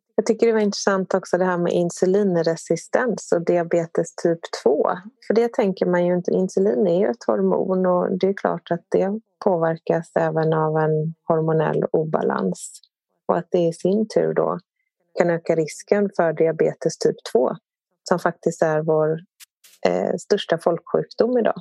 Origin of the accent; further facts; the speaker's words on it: Sweden; som svensk så har vi liksom matats under rätt lång tid